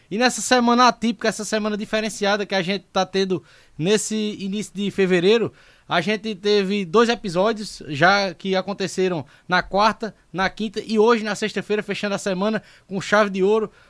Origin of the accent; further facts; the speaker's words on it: Santa Cruz, Pernambuco, Brazil; also born or lived in Taquaritinga do Norte; Eu nasci em Taquaritinga do Norte, mas toda a vida morei em Santa Cruz.